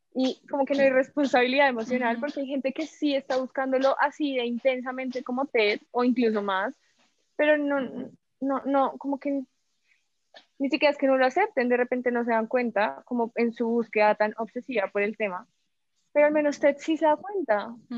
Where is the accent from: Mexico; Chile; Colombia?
Colombia